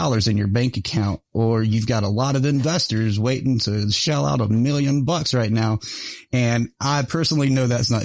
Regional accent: Mount Airy, North Carolina, United States; I grew up just outside of Mayberry, Mount Airy, North Carolina

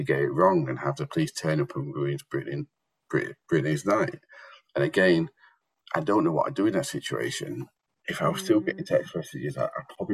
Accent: United Kingdom; I am very British

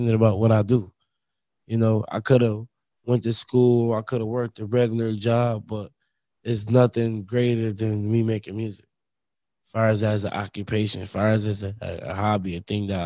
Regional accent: Buffalo, New York, United States; we're from Buffalo

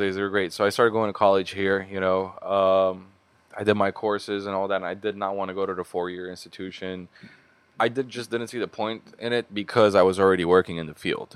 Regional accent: Beirut, Beirut Governorate, Lebanon; moved away as an adult; also born or lived in Boston, United States; now in Los Angeles, United States; I grew up in Beirut for the big majority of my life

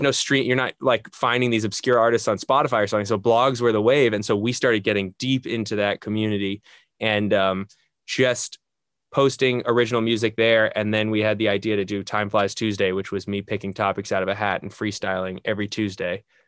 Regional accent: just outside New York City, United States; moved away as an adult; now in Los Angeles, United States; Born and raised just outside New York City.

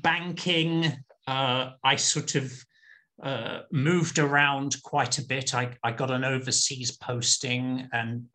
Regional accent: London, United Kingdom; now in Portland, United States; My mother was Italian, my father is British, and I grew up in London

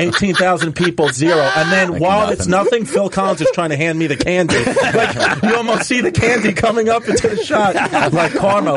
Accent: United Kingdom; It's a weird thing to be obsessed with as a British guy, the fucking Alamo.

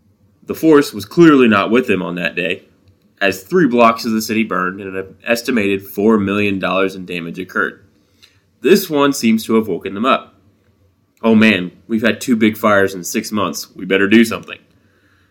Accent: Midwest, United States; I'm from the Midwest.

